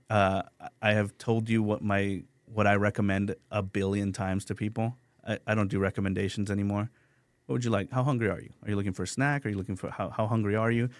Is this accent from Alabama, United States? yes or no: no; San Antonio, Texas, United States; also born or lived in San Luis Potosi, Mexico; I grew up on the Far West Side